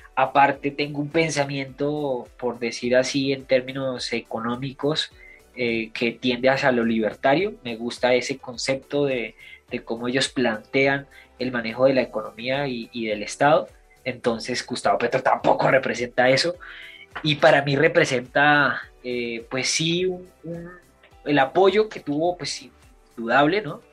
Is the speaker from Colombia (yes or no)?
yes; Colombia; yo también soy colombiano